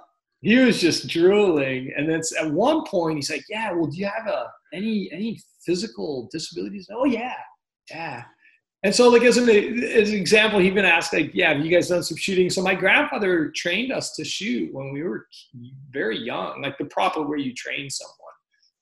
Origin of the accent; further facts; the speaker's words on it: Fort Benning, Georgia, United States; born there; I was born in Fort Benning, Georgia, when he was serving the latter part of his service.